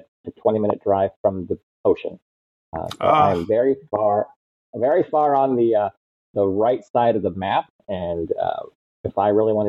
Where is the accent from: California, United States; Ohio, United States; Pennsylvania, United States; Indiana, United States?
Ohio, United States; now in Port St. Lucie, United States; I'm originally from Ohio in a very small town up in the northwest corner. My hometown had 3,000 people in it when I left